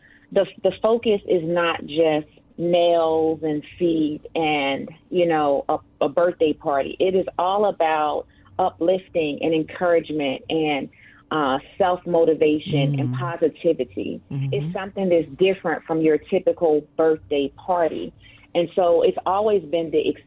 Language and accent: English; Philadelphia, Pennsylvania, United States; moved away as an adult; now in Virginia, United States; I am born and raised in Philadelphia. As you well know, I am a Philly girl